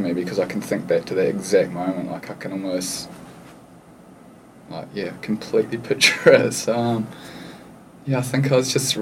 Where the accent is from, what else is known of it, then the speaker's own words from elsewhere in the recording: Lower Hutt, Wellington, New Zealand; moved away; also born or lived in Australia / Hawaii; I'm from a pretty small town called Stokes Valley. It's probably the size of Byron Bay, but it's not close to the coast at all. It's actually a suburb in between Lower Hutt and Upper Hutt, which is close to the city of Wellington. And I spent my whole life in the same house with my parents and my brother